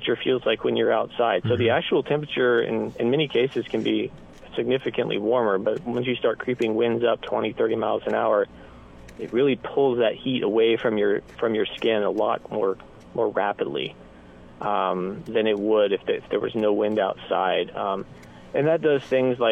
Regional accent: Kansas, United States; now in Nebraska, United States; I'm originally from Kansas, so being from down there

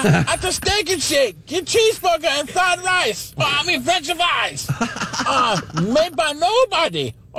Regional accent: Canada; You know I'm a Canadian.

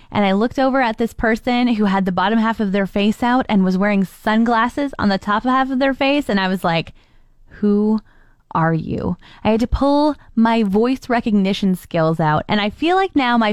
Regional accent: Ontario, Canada; I'm from Ontario

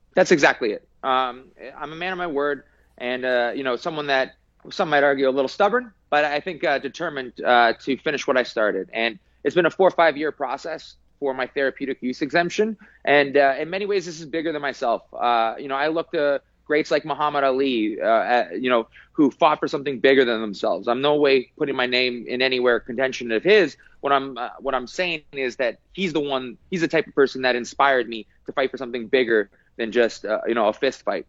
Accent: British Columbia, Canada; a Canadian and British Columbian

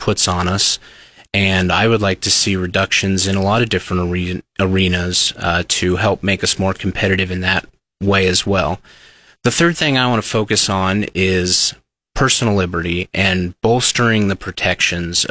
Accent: Seward County, Nebraska, United States; now in Lincoln, United States; I am a lifelong Nebraskan. I'm originally from Seward County, grew up on a farm there.

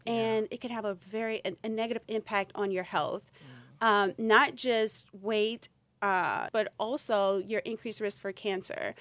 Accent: Louisiana, United States; I'm from Louisiana

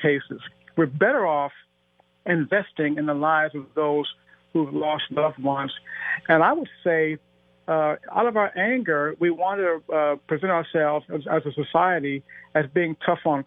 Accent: Cleveland, Ohio, United States; my sister, Jennifer, was murdered in Cleveland, my hometown, in 1997

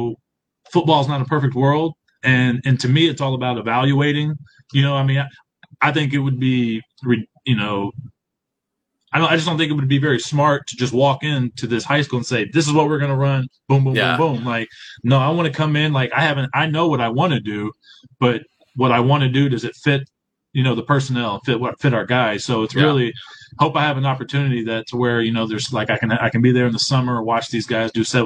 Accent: Baytown, Texas, United States; moved away as an adult; I have a job back in my hometown in Baytown

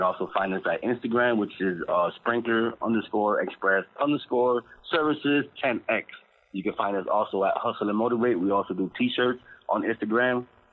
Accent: Miami, Florida, United States; my family and I grew up in Little Havana, which is, you know, an area where it doesn't have too much of anything going around.

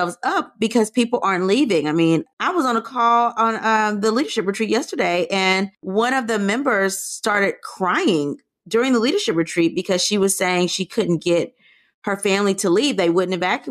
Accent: Louisiana, United States; I'm from Louisiana

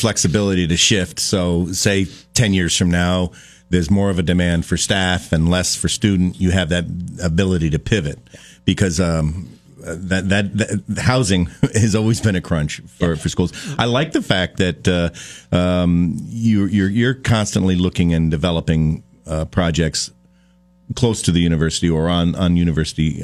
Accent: Addison County, Vermont, United States; I come from Addison County

